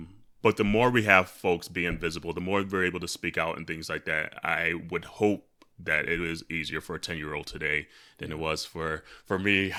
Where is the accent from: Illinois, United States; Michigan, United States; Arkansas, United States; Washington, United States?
Michigan, United States; where growing up in Michigan, small town Michigan, we were like one of the lone Black families in my school district